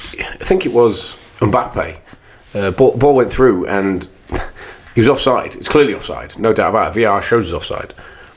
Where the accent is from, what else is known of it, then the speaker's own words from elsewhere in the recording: England, United Kingdom; I bring up England because we're English.